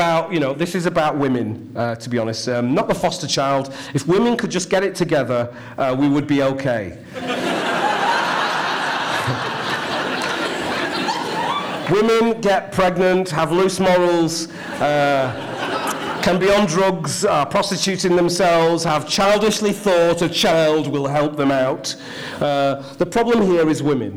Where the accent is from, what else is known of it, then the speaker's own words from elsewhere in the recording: Ashton-in-Makerfield, North West England, United Kingdom; I grew up in Ashton in Makerfield, the only black in the village, and I loved every minute of it